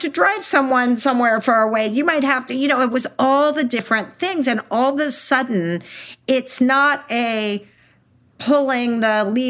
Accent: Texas, United States; I'm from Texas

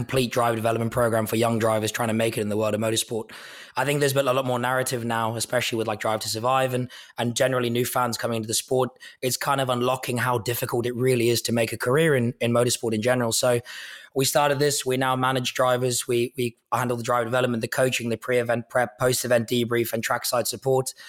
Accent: South Africa; moved away; I'm from South Africa originally

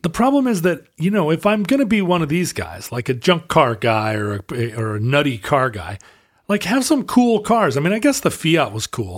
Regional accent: United States; I'm an American person

